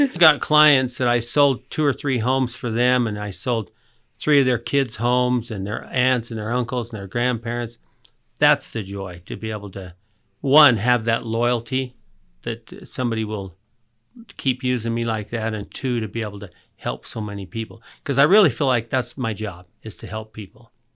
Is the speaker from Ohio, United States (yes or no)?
no; Murray, Utah, United States; also born or lived in San Diego; I was born here in Murray, lived in San Diego. In fact, I grew up just about two blocks from here